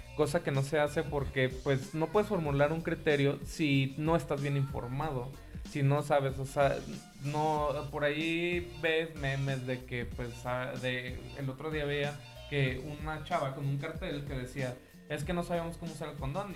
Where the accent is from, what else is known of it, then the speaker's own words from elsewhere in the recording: Mexico; lo que nosotros como mexicanos conocemos como ojete, gacho, culero